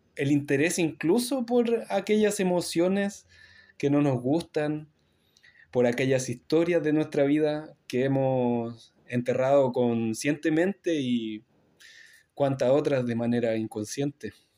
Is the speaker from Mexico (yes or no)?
no; Chile; now in Montreal, Canada; vengo de Chile